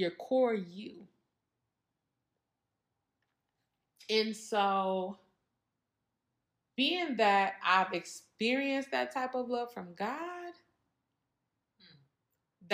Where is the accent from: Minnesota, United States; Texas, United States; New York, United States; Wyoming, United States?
Minnesota, United States; I'm from Minnesota